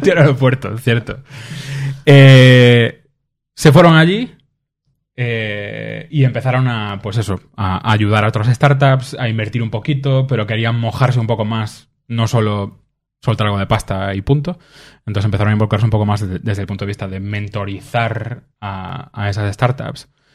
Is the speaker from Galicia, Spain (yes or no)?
yes; Vigo, Galicia, Spain; yo soy de Vigo